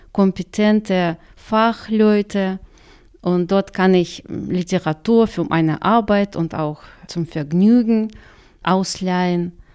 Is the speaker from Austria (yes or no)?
no; Karaganda, Karaganda Region, Kazakhstan; first language Russian; German is a second language; moved away as an adult; also born or lived in Khabarovsk, Russia; now in Chemnitz, Germany; Ich habe in der Stadt das ganze Leben eigentlich verbracht und jetzt bin ich halt in Chemnitz.